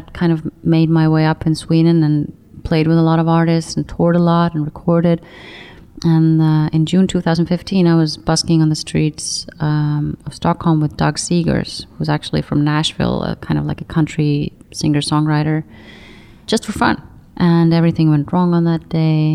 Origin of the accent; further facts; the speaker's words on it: Saare County, Estonia; moved away; also born or lived in Tallinn; I'm from the biggest island called Saaremaa